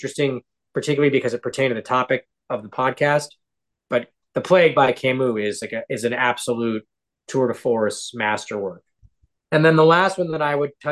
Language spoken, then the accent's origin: English; Seattle, Washington, United States; I grew up in Seattle, and that was sort of my church.